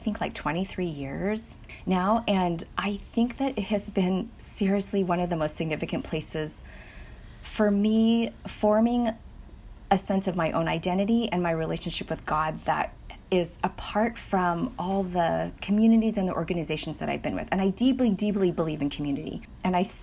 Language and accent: English; United States; I am daughter to Chinese immigrant parents. You may not know that I'm Chinese American.